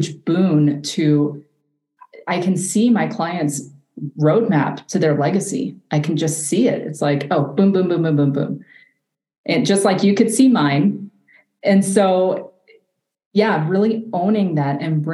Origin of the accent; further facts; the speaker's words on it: the South, United States; I grew up in the South